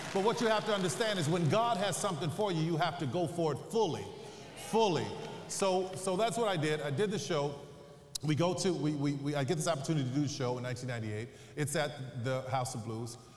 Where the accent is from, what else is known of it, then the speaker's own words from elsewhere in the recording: New Orleans, Louisiana, United States; I'm from New Orleans